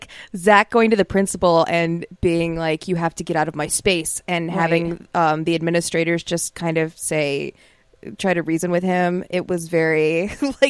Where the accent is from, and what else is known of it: Cleveland, Ohio, United States; born or raised there